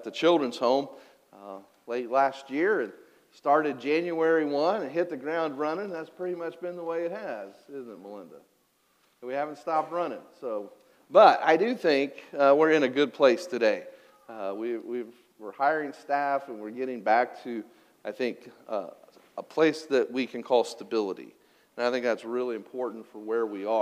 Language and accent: English; Cutler, Illinois, United States; I grew up in Illinois, about 15 miles west of Pinckneyville, in a little coal mining town called Cutler, Illinois